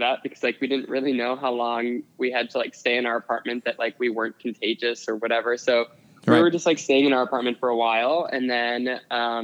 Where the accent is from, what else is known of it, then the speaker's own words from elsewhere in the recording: Wisconsin, United States; now in New York, United States; I'm from Wisconsin